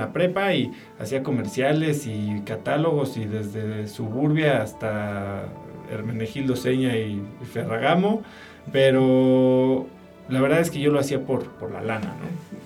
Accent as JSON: {"language": "Spanish", "region": "Mexico City", "country": "Mexico", "tie": "born or raised there", "said": "yo nací en la Ciudad de México, crecí, viví ahí"}